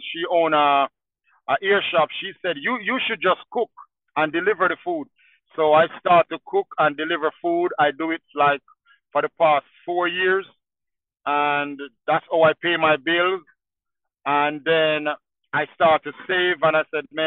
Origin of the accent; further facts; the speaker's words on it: Jamaica; moved away as an adult; now in Asheville, United States; I'm original from Jamaica. I come to America in year 2000